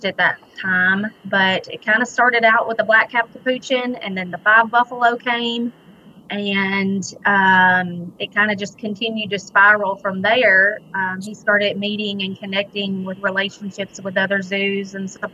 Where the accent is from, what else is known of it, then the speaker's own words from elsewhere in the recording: Gleason, Tennessee, United States; now in Clarksburg, United States; I'm actually from Weakley County. Grew up in Gleason